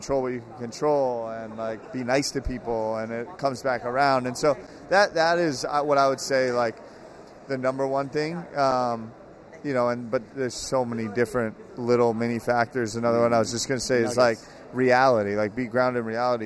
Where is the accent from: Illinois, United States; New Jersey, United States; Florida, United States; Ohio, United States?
New Jersey, United States; I grew up in New Jersey in the 90s.